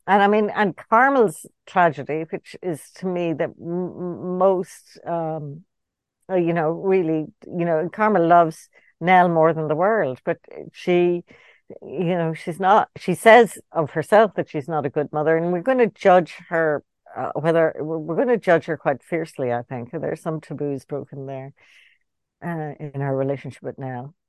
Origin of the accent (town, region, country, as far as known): Ireland; born or raised there